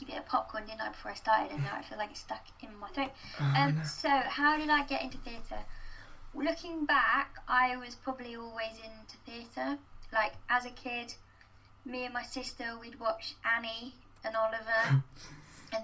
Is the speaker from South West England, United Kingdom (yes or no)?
yes; Gloucestershire, South West England, United Kingdom; I wasn't able to go to like youth theatre or young company growing up in Gloucestershire